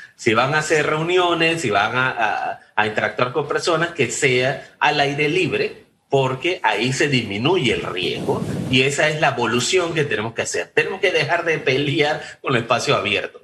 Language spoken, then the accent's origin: Spanish; Panama